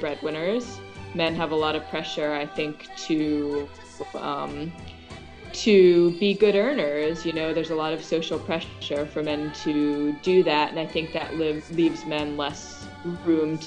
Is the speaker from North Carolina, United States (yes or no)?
yes; Chapel Hill, North Carolina, United States; also born or lived in Sydney, Australia / Massachusetts / New Mexico; I'm from North Carolina, so I had come back down to my hometown of Chapel Hill